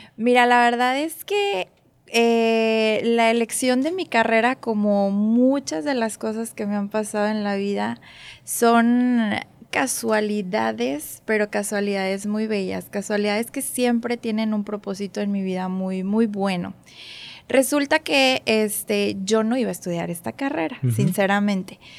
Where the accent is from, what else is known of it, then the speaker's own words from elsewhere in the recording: Monterrey, Nuevo León, Mexico; also born or lived in Mexico City; aquí crecí, aquí fueron todas las etapas, casi todas las etapas de, mi vida hasta ahorita en Monterrey